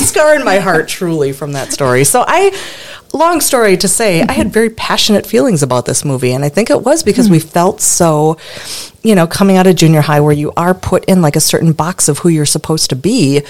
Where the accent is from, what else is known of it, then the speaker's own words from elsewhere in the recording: Stevens Point, Wisconsin, United States; my hometown, Stevens Point, Wisconsin